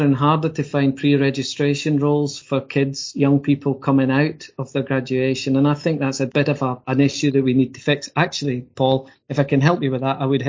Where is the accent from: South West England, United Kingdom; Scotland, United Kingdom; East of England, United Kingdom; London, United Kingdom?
Scotland, United Kingdom; being a Scotsman